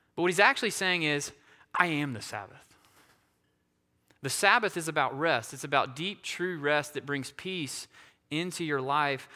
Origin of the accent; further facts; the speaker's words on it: Asheville, North Carolina, United States; being from the Asheville area